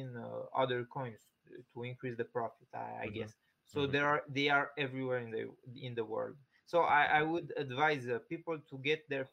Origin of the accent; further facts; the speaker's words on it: Switzerland; In Geneva. I'm from Switzerland